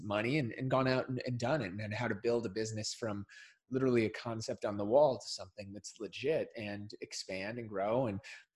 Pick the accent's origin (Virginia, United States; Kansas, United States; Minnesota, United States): Minnesota, United States; I grew up in Minnesota